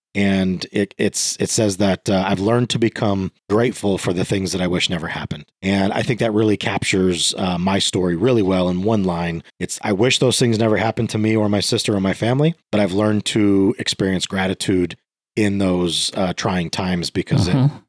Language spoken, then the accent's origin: English; Virginia, United States; born there; So I was born in Virginia